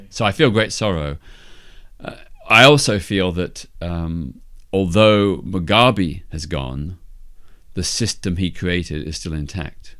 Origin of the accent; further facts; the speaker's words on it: Melbourne, Victoria, Australia; my hometown of Melbourne, Australia